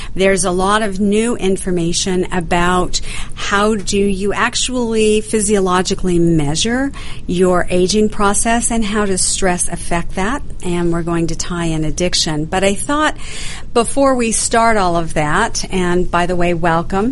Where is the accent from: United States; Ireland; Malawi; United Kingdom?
United States; Idaho; moved away; also born or lived in Canada; I grew up in Idaho